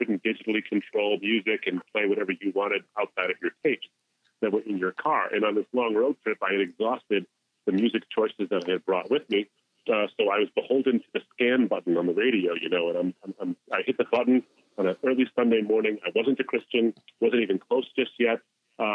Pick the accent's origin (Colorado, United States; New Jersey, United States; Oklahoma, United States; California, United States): New Jersey, United States; born and raised in the States, come from a Muslim background, have an Arab heritage